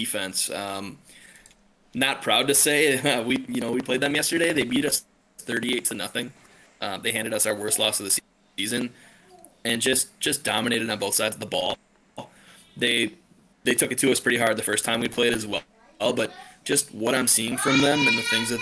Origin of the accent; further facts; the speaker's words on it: Madison, Wisconsin, United States; my hometown team, if you will, is Forward Madison